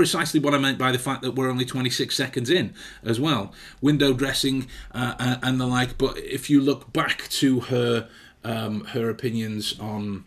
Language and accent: English; England, United Kingdom; as an English person myself